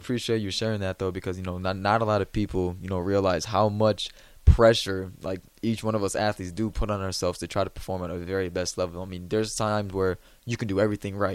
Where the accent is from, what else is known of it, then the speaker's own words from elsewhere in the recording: Illinois, United States; moved away as an adult; now in Nebraska, United States; I'm from Illinois. I, that's where I grew up.